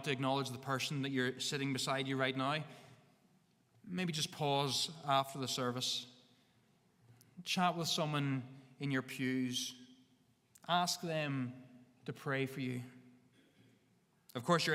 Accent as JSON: {"language": "English", "region": "Northern Ireland", "country": "United Kingdom", "said": "We have a bit of stubbornness in us as Northern Irish people"}